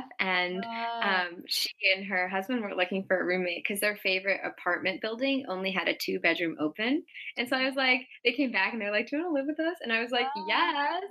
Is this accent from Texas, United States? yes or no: no; Seattle, Washington, United States; now in San Francisco, United States; I'm from Seattle